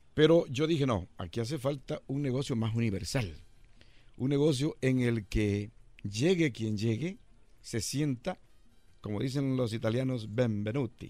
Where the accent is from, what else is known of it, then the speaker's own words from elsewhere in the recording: El Salvador; moved away as an adult; Yo llegué de El Salvador en 1981